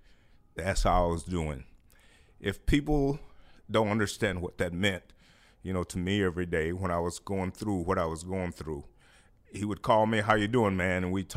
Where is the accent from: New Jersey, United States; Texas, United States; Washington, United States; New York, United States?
Texas, United States; Houston; now in Cincinnati, United States; I came here from Houston, and I was already a good player.